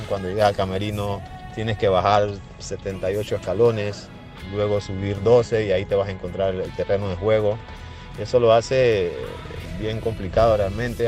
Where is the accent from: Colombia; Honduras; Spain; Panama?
Panama; now in El Salvador; Soy panameño